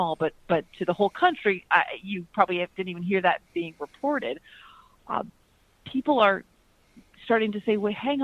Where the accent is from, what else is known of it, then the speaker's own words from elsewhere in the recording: Chicago, Illinois, United States; now in Florida, United States; I'm from the Midwest. I currently am in Florida, but I hail from Chicago